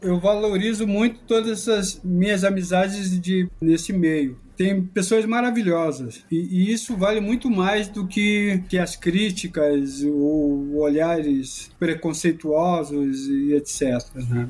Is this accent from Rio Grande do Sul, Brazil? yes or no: yes; Rio Grande do Sul, Brazil; moved away as an adult; also born or lived in Caxias do Sul; now in São Paulo, Brazil; eu, sou gaúcho